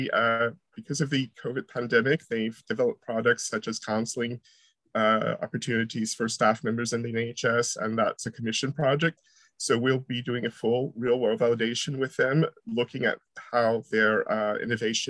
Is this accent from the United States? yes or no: yes; United States; moved away as an adult; also born or lived in near Manchester Airport, England; now in near Manchester, United Kingdom; I'm originally from America, and even though I'm here for 20 years, I still sound sort of strange